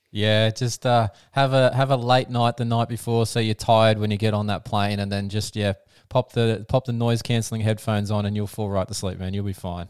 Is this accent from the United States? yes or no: no; Australia; I'm an Aussie